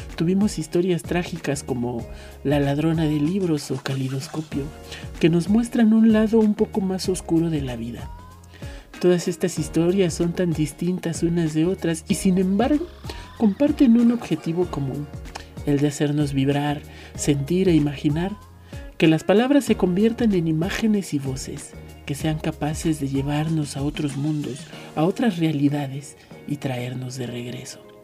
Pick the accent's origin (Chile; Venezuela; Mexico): Mexico; escritor y poeta nacido en México hace 26 años y poquito